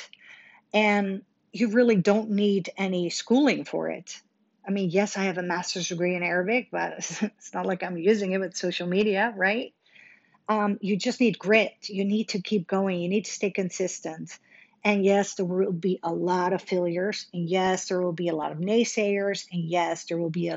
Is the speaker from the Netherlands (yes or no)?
yes; Netherlands; now in Dallas, United States; I was born and raised in Holland